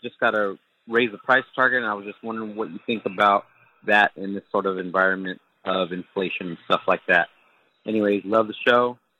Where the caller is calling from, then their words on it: Central California, United States; I'm calling from Central California